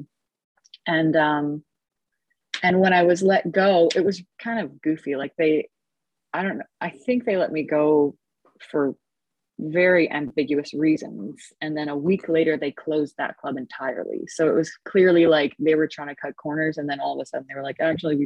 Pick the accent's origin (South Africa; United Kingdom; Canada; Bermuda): Canada; Edmonton, Alberta; moved away as an adult; also born or lived in Los Angeles; I'm back in my hometown of Edmonton, Alberta. It's where I was born